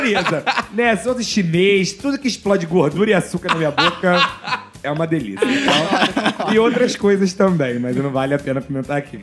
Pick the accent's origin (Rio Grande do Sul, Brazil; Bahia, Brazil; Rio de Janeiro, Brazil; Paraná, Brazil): Rio de Janeiro, Brazil; eu quando era criança, pequenininho, lá em Ricardo de Albuquerque